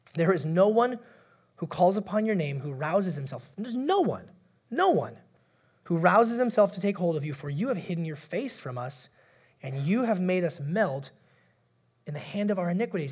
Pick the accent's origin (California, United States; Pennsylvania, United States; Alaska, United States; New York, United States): Alaska, United States; moved away; I'm from Alaska originally.